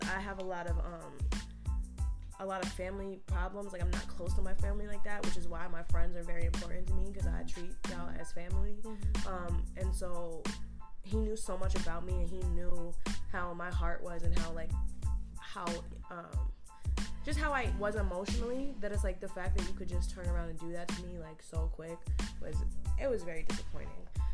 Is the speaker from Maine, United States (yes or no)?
no; Oneonta, New York, United States; I'm from Oneonta. I had a 607 number for years